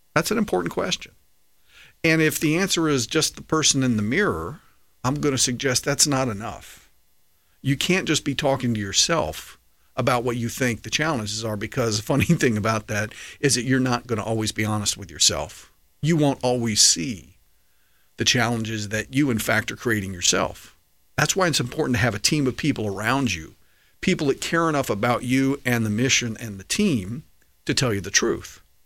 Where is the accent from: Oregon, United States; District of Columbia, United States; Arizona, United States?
District of Columbia, United States; D.C.; I grew up right outside of Washington, D C